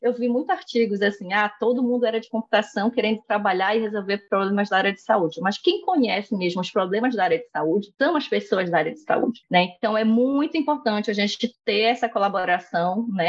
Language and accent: Portuguese; Belém, Pará, Brazil; moved away as an adult; now in Recife, Brazil; eu saí de Belém e vim morar em Recife